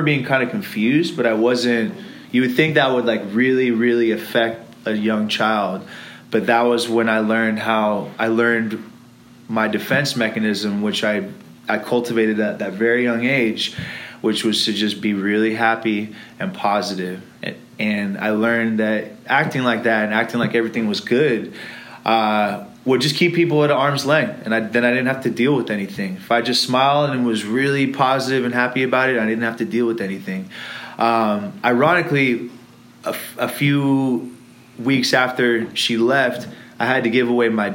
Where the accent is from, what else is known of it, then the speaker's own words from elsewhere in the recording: Irvine, California, United States; also born or lived in Los Angeles, California / England; Was born in Los Angeles. We lived there for about 4 years. And then we decided to moved to Irvine.